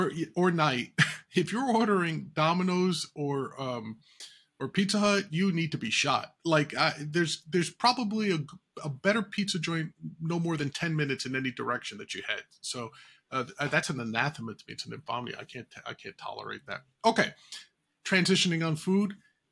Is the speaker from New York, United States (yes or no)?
yes; New York City, New York, United States; My place growing up in the Bronx is closed